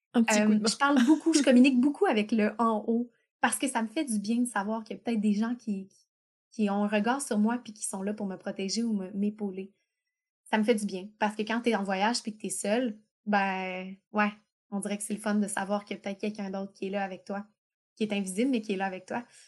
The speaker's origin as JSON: {"language": "French", "region": "Quebec", "country": "Canada", "said": "on a la chance d'être québécois, donc on a une langue séparée. On n'est pas juste canadien, on est québécois"}